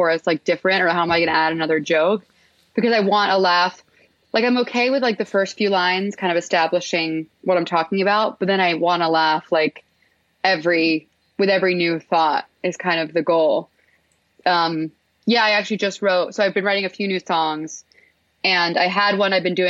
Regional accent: Houston, Texas, United States; I'm from Houston

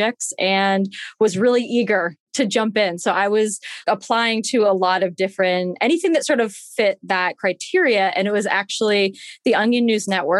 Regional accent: Boston, Massachusetts, United States; moved away; I went to Emerson and I'm also from Boston. So I was one of the few people that my house was not far away

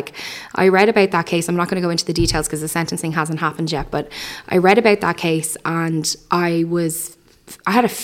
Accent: Ireland; as an Irish people

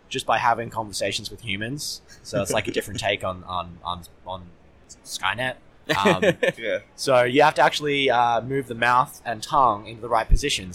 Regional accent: Brisbane, Queensland, Australia; I'm from Brisbane, Australia

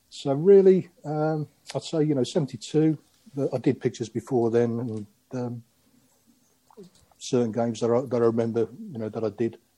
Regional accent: Aylesbury, South East England, United Kingdom; also born or lived in Croatia; Well, many of you know probably you know I, am not English. I was I was born in Croatia, as it was then the former Yugoslavia, and came over when I was crikey, I was five six years old, and um, we moved to Aylesbury

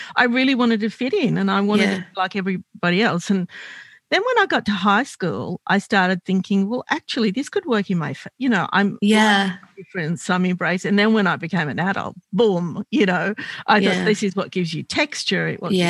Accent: Australia; born or raised there

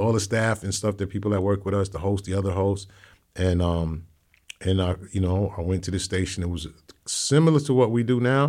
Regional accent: New York City, New York, United States; also born or lived in Hollis, Queens, New York; I'm from Hancock Street

